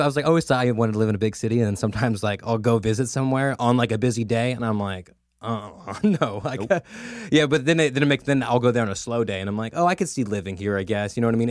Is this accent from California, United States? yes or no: yes; Merced, California, United States; I've been born and raised in Merced